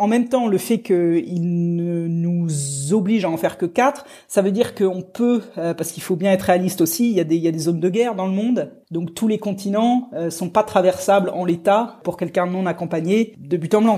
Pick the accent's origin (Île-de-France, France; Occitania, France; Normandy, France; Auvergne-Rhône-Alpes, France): Normandy, France; Rouen; moved away; quand je suis passé par Rouen, ma ville natale